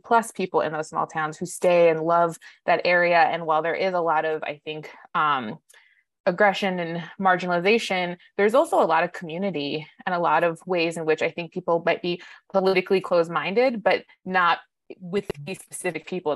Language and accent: English; Tucson, Arizona, United States; moved away; I grew up in Tucson, Arizona